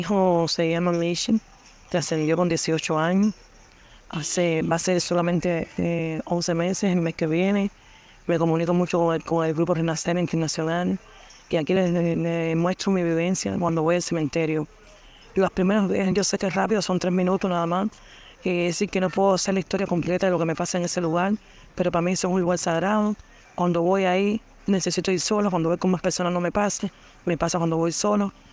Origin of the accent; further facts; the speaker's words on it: Cuba; soy cubana